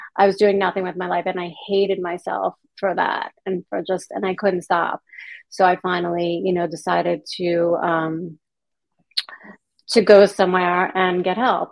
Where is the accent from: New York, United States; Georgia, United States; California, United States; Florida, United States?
New York, United States; Long Island; moved away as an adult; I grew up in New York on Long Island